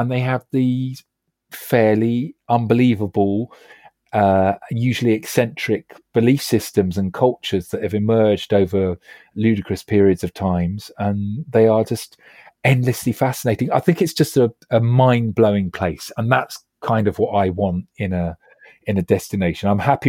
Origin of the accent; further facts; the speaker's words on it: Acton, London, United Kingdom; And I'm a lad from Acton Shepherd's Bush, you know